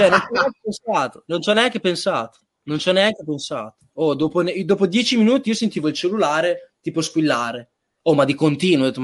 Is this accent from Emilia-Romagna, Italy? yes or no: yes; Reggio Emilia, Emilia-Romagna, Italy; dopo ero, sono Reggiano.